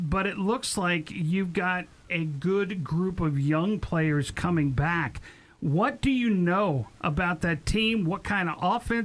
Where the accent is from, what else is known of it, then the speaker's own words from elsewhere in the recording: Northern Virginia, United States; I'm from Northern Virginia